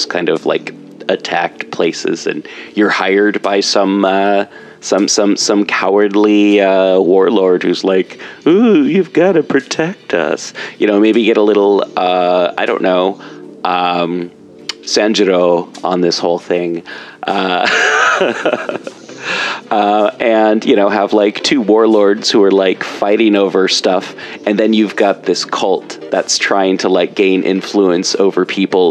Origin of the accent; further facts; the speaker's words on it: Portland, Oregon, United States; growing up in Portland